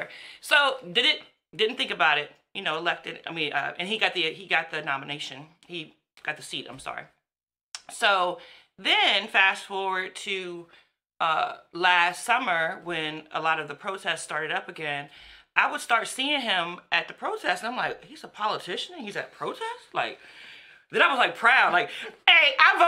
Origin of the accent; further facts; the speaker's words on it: Woodbridge, Virginia, United States; moved away as an adult; also born or lived in Spotsylvania, Virginia; now in Fredericksburg, United States; I'm from Woodbridge